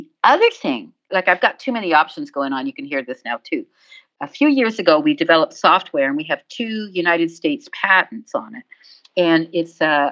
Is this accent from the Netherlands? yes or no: no; Canada; I'm from Canada. We say